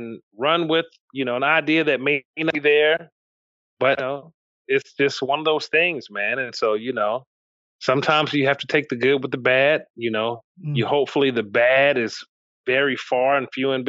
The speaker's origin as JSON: {"language": "English", "town": "Memphis", "region": "Tennessee", "country": "United States", "tie": "born or raised there", "said": "I grew up in Memphis"}